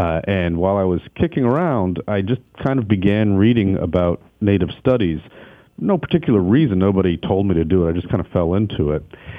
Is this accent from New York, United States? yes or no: yes; New York City, New York, United States; moved away; I'm originally from New York City